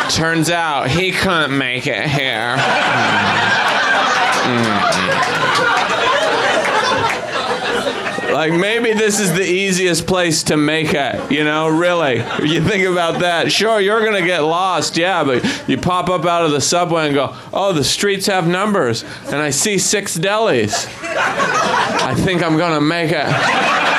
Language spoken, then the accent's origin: English; Idaho, United States; I'm from Idaho